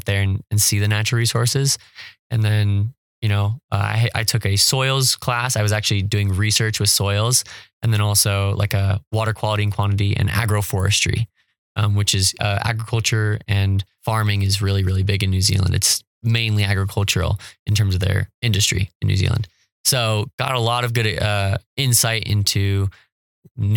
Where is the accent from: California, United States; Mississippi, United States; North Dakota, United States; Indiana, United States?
California, United States; moved away; I'm coming from California where my neighborhood has a carbon watch council.